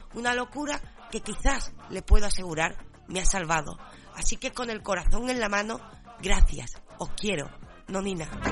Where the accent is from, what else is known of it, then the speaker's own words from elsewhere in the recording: San Fernando, Andalusia, Spain; Yo, por supuesto, soy gaditana, por supuesto también cañailla, por supuesto andaluza